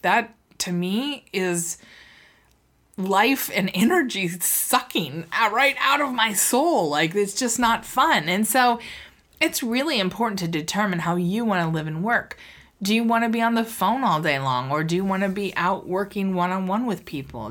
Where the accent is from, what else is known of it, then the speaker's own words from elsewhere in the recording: Seattle, Washington, United States; I'm from Seattle. I was born and raised here.